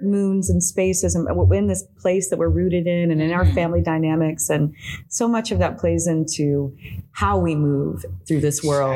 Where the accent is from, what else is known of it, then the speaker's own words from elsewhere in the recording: the South, United States; moved away as an adult; now in Mexico; was born here in the South, I was raised in the South